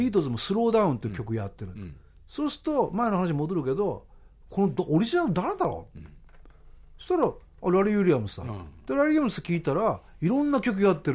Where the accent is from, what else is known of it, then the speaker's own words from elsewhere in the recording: Miyagi, Japan; 俺田舎にその宮城県で生まれて育って、